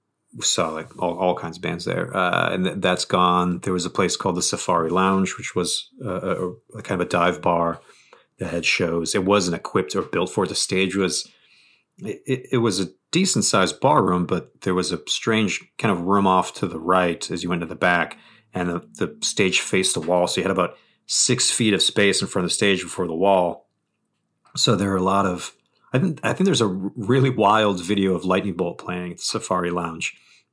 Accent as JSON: {"language": "English", "region": "New England", "country": "United States", "also_born_or_lived": "Bridgewater, Massachusetts / Providence, Rhode Island", "said": "Well, I'm from New England, like just kind of generally. I moved around a lot as a kid, but I was born in like Bridgewater, Massachusetts, and I didn't move to Providence until 98, I think."}